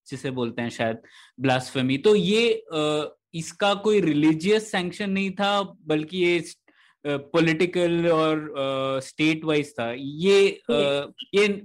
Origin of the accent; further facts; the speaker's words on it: Goa, India; also born or lived in Indore; मेरा जन्म मतलब जन्म तो इंदौर में हुआ लेकिन मैं पला बड़ा गोवा में हूँ